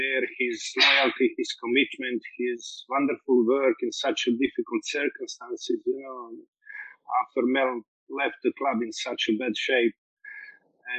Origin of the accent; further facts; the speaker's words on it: Metković, Dubrovnik-Neretva County, Croatia; moved away as an adult; also born or lived in Split / England; I started in my hometown, Metković, which is just like 100 kilometers away from Split